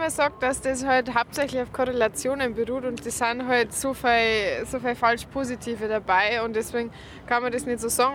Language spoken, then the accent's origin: German; Lower Bavaria, Germany; accent: Lower Bavarian; mit meinem niederbayerischen Dialekt